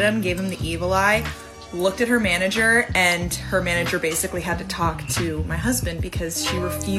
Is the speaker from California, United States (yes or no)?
yes; Los Angeles, California, United States; My husband and I were born and raised in Los Angeles